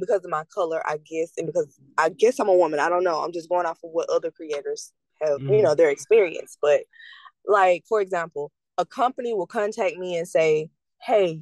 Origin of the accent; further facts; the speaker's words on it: the South, United States; the environment that I lived in growing up in the South